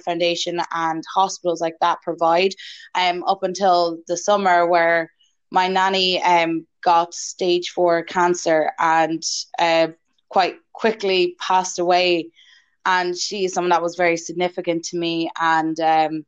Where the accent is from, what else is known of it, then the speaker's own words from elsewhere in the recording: Wexford, Leinster, Ireland; I'm from Wexford